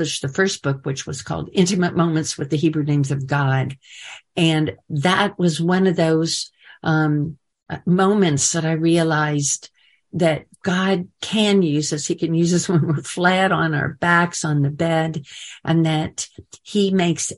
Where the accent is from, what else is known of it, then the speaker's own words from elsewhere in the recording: Kansas City, Missouri, United States; moved away as an adult; also born or lived in Dallas / Houston / Shreveport / Nashville; to Kansas City, back to my hometown. It was sending me back to my birthplace where my Orthodox family was.